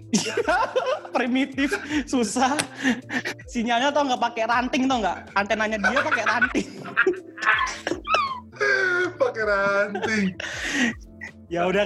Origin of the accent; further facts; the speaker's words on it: East Java, Indonesia; bayangin ya gue dari Jawa